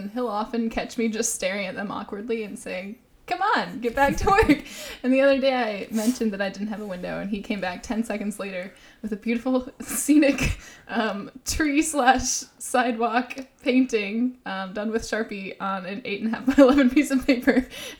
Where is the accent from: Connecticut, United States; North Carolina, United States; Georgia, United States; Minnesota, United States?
North Carolina, United States; Raleigh; I'm from Raleigh.